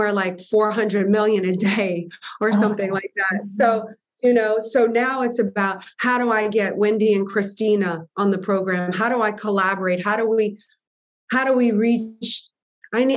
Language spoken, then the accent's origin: English; New Orleans, Louisiana, United States; I'm a girl from New Orleans